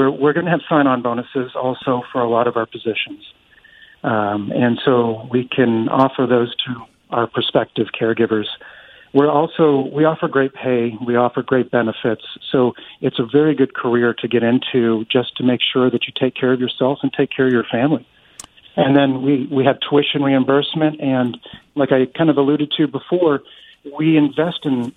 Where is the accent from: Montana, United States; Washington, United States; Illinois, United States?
Montana, United States; Western; moved away as an adult; now in Tri-Cities, United States; I grew up in Western Montana, and I left Montana and spent nearly 21 years with the U.S. Coast